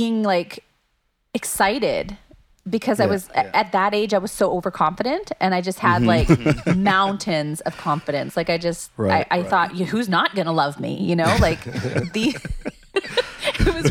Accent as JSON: {"language": "English", "town": "Dauphin", "region": "Manitoba", "country": "Canada", "tie": "born or raised there", "said": "I grew up in Dauphin, which is about 3.5 hours north of Winnipeg"}